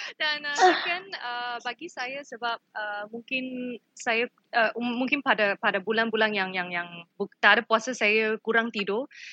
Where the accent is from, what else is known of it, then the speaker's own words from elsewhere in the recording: Malaysia; kita sebagai rakyat Malaysia